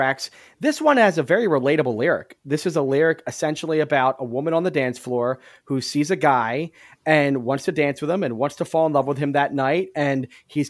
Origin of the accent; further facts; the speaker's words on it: Philadelphia, Pennsylvania, United States; growing up in Philadelphia